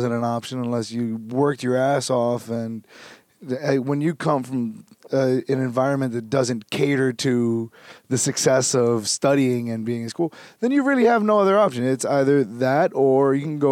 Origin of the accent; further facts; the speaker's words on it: Key West, Florida, United States; moved away as an adult; also born or lived in Japan / Iraq; now in New York City, United States; I grew up in Key West in the 80s